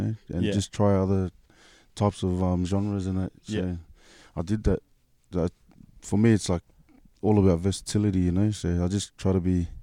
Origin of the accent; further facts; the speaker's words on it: Sydney, New South Wales, Australia; also born or lived in Mount Druitt; I pretty much lived, like, all around Sydney